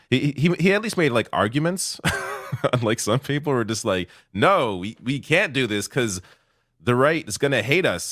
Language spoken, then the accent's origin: English; Canada; I'm Canadian